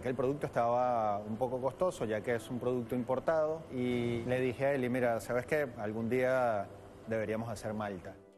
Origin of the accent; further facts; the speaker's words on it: Venezuela; moved away as an adult; now in Buenos Aires, Argentina; nuestra ciudad capital